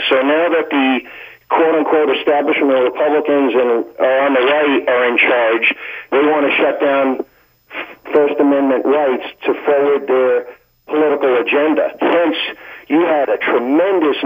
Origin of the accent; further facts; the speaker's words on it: Long Island, New York, United States; I grew up in Long Island, New York